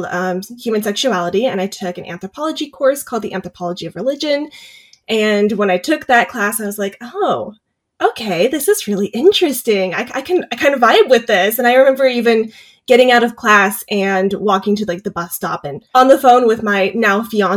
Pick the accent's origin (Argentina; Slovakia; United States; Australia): United States; Davis, California; I grew up in Davis, so I've spent a lot of time exploring campus